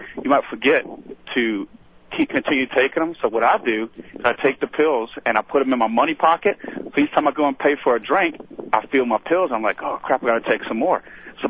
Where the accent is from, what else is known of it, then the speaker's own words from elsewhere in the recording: New Orleans, Louisiana, United States; I'm from New Orleans, Louisiana.